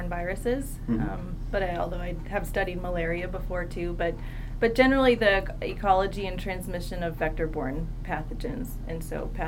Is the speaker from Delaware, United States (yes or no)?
yes; Delaware, United States; I grew up in Delaware, and so I ended up at the University of Delaware